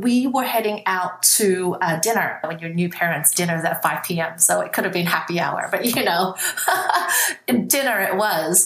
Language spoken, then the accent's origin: English; Australia; also born or lived in Vietnam / Hong Kong; I was 8 at the time, and then I grew up in Australia.